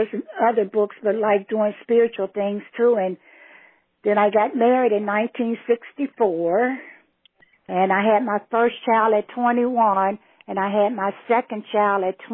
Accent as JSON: {"language": "English", "town": "Cincinnati", "region": "Ohio", "country": "United States", "tie": "born or raised there", "also_born_or_lived": "Newberry, South Carolina", "said": "my dad wanted to come up north, and we came up north when I was a child, and we lived downtown for quite a while before we started branching out to other areas in the Cincinnati area"}